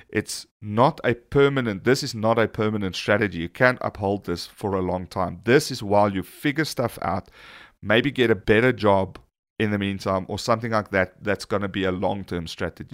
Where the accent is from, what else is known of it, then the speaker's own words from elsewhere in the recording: South Africa; we are South African